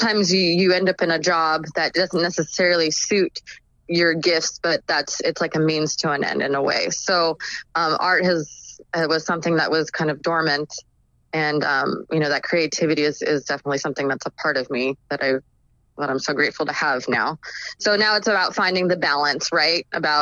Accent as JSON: {"language": "English", "area": "Orange County", "region": "California", "country": "United States", "tie": "born or raised there", "also_born_or_lived": "Whittier, California", "said": "I grew up in Orange County, California, which is just like a suburb in California. I was born actually in LA County, Whittier, California"}